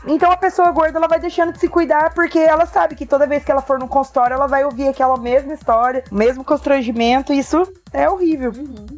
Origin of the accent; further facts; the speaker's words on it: Paraná, Brazil; sou do Paraná